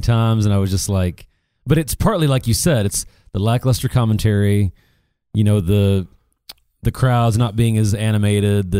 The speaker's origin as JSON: {"language": "English", "country": "United States", "said": "we're American"}